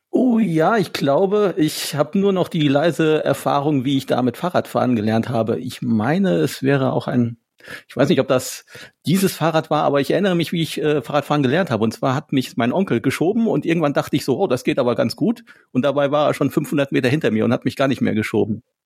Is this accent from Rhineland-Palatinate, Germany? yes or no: no; Wittgensteiner Land, Rothaargebirge, North Rhine-Westphalia, Germany; ich komme ja aus dem Wittgensteiner Land, aus dem schönen Rotergebirge in der Südspitze Nordrhein-Westfalens